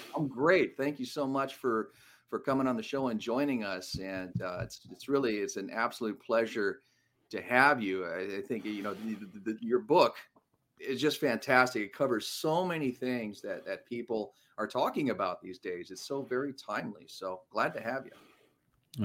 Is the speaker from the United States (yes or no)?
yes; Los Angeles, California, United States; my hometown